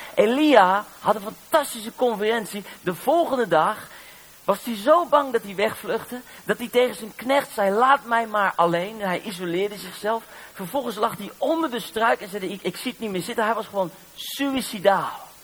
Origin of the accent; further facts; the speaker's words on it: Netherlands; Ik ben maar uit Nederland